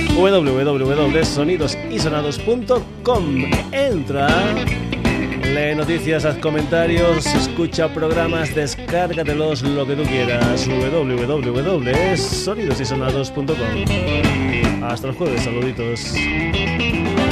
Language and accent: Spanish; Burguillos del Cerro, Extremadura, Spain; yo también soy extremeño, de Burguillos del Cerro